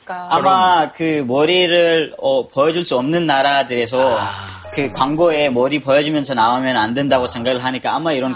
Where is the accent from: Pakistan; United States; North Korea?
Pakistan; Korean is a second language; moved away as an adult; now in South Korea; 파키스탄에서 온